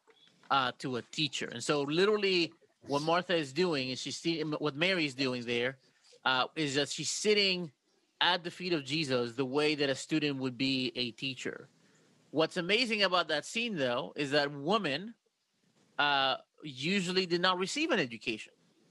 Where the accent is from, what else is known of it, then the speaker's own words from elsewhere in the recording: Mexico; now in United States; I come from Mexico